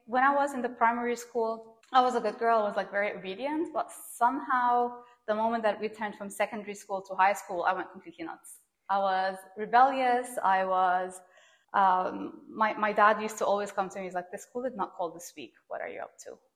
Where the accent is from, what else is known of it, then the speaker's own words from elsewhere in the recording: Doha, Qatar; moved away; I was born and raised in Doha, Qatar